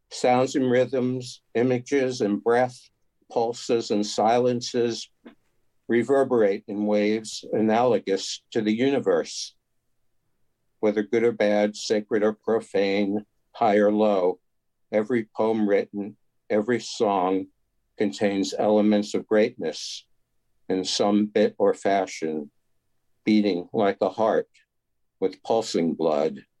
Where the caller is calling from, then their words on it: Tarrytown, New York, United States; New York.